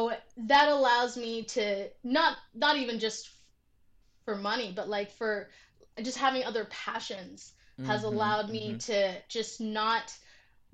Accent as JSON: {"language": "English", "town": "Vancouver", "region": "British Columbia", "country": "Canada", "tie": "born or raised there", "said": "I grew up in Vancouver where there's not a ton of black people"}